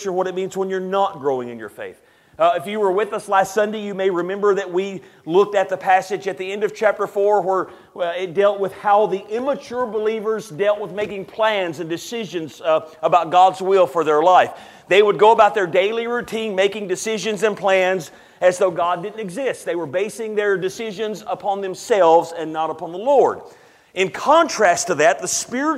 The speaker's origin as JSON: {"language": "English", "region": "Tennessee", "country": "United States", "tie": "born or raised there", "said": "born and raised in Tennessee"}